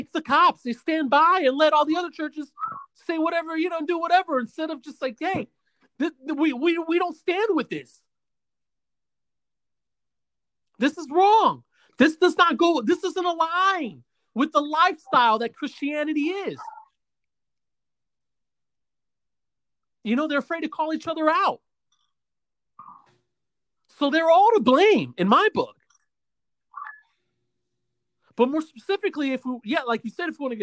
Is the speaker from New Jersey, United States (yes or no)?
no; Osceola County, Central Florida, United States; also born or lived in Bronx, New York; Because that's where I grew up at. I was born in the city, New York. I'm from New York. I'm from the city, I'm from the Bronx. But I spent more time here in Central Florida than I did over there